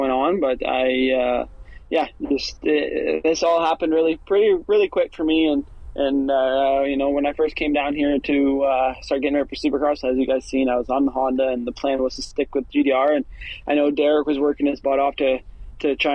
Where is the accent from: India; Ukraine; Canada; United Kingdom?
Canada